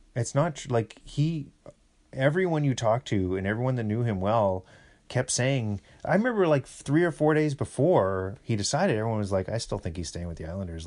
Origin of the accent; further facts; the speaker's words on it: Kamloops, British Columbia, Canada; now in Toronto, Canada; I'm going to the homeland. I'm going to see the dirt hills of Kamloops.